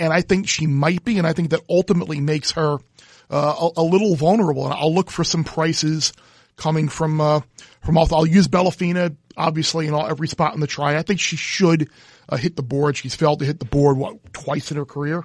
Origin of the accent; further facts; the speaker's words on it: Long Island, New York, United States; growing up on Long Island